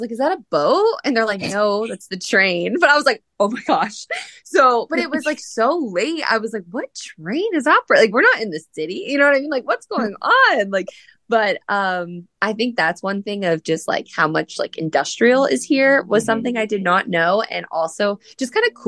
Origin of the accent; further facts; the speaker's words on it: New Jersey, United States; moved away as an adult; also born or lived in Indiana; now in Louisville, United States; growing up in New Jersey and like going off to school at Butler in Indiana